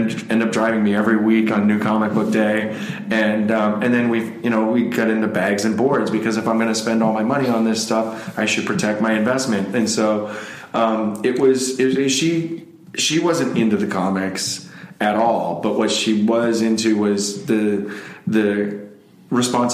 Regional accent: West Palm Beach, Florida, United States; moved away as an adult; now in Alaska, United States; I grew up in South Florida

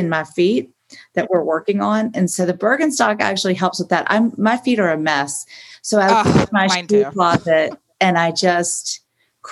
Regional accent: Augusta, Georgia, United States; also born or lived in New York City; now in Beverly Hills, United States; growing up in Augusta, I was in ballet

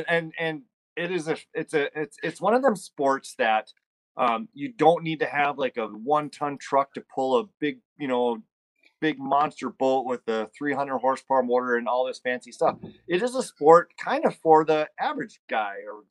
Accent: Buffalo, Minnesota, United States; now in Big Lake, United States; Grew up in Buffalo, though. So just a little bit south of here is where I grew up.

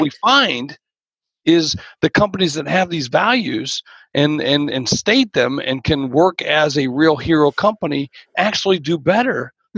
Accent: Georgia, United States; grew up in Georgia. That's actually right. Yeah, although a lot of people know me for South Dakota

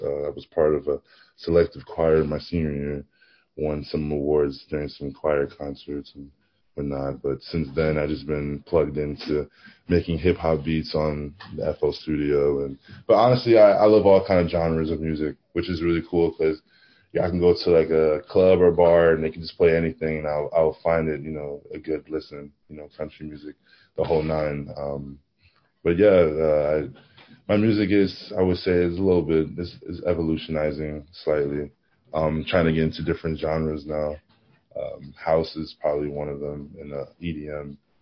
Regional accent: New Jersey, United States; also born or lived in Maplewood, New Jersey / Virginia Tech, Virginia; I'm born and raised pretty much in Harps, New Jersey. Um, I not move to Maplewood around I think 13 years old, 14 years old.

